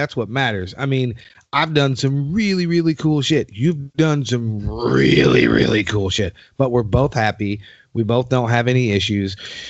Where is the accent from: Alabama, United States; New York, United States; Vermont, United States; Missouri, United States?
New York, United States; I came from New York.